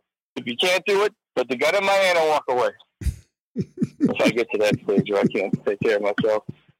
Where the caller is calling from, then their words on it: Chicago, Illinois, United States; calling from the suburbs of Chicago.